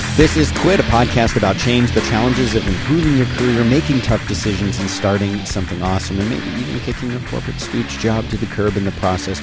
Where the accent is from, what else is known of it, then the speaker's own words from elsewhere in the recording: United States; I'm an American